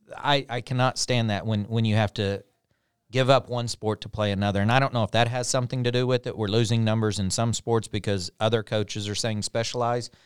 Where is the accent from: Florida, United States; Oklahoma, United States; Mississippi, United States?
Oklahoma, United States; Pond Creek; I was from a small town. I was from Pond Creek